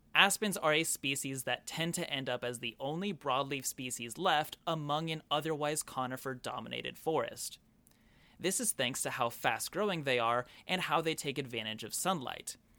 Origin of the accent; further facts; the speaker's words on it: Oklahoma, United States; growing up in Oklahoma